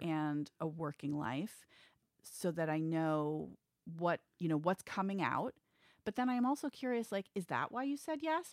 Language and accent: English; New York City, New York, United States; I grew up in the West Village.